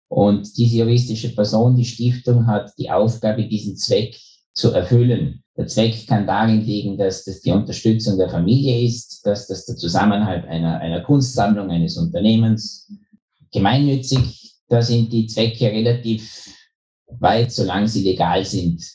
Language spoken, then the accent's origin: German; Bregenz, Vorarlberg, Austria; moved away as an adult; also born or lived in Innsbruck / Vienna / New York; now in Liechtenstein; ich bin Österreicher, geboren gerade über der Grenze am Bodensee in Bregenz, war dann im Studium in Innsbruck